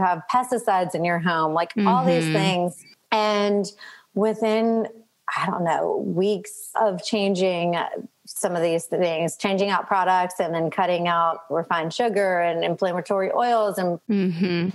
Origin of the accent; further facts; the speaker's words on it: Louisiana, United States; now in Mississippi, United States; So I currently live in Mississippi. I'm from Louisiana